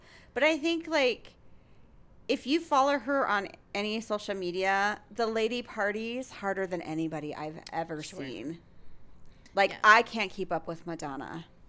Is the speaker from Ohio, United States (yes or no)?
yes; Cleveland, Ohio, United States; I'm from Cleveland.